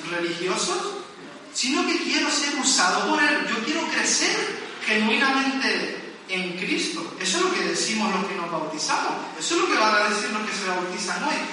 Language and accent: Spanish; Las Palmas de Gran Canaria, Canary Islands, Spain; now in Tenerife, Spain; yo soy de Las Palmas y a veces incluyo Las Palmas en medio de mi frase.